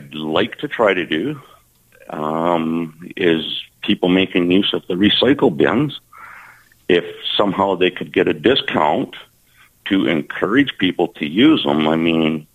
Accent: Moose Jaw, Saskatchewan, Canada; 16th Avenue has been a thing since I was a kid, of course, growing up on South Hill

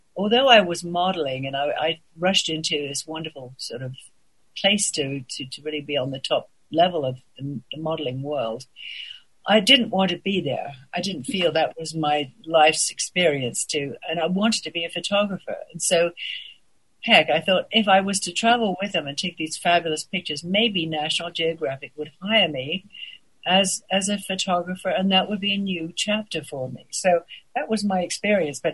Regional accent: England, United Kingdom; moved away as an adult; also born or lived in Paris; I was born in England

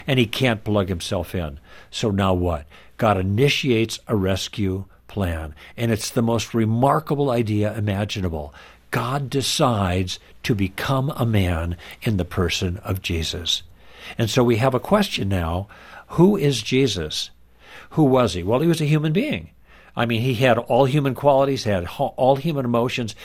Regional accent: Midwest, United States; born or raised there; moved away; also born or lived in Los Angeles

